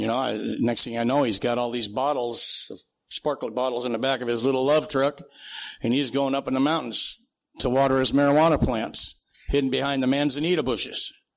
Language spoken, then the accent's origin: English; Santee, California, United States; also born or lived in Sioux City, Iowa / Minnesota; I grew up out in East County